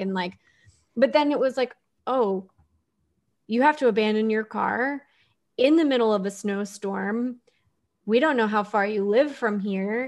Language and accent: English; Houston, Texas, United States; growing up in Houston, we had hurricanes and flooding